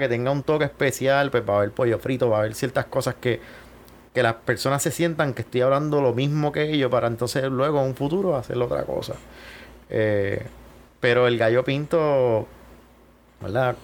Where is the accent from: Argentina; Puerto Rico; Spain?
Puerto Rico; Guayama; moved away as an adult; also born or lived in Miami; yo decido regresarme a mi pueblo